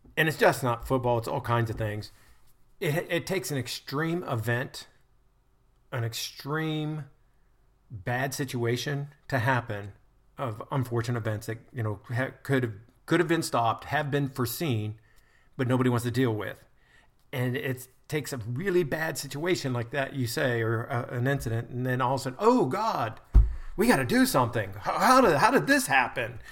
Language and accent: English; United States; as an American, I've been over there